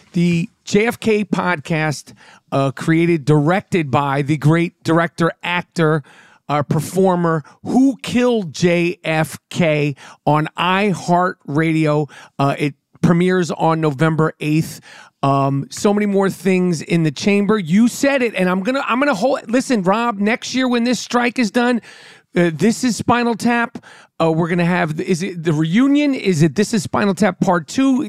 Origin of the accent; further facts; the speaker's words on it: New York City, New York, United States; I grew up in New York City, right in Manhattan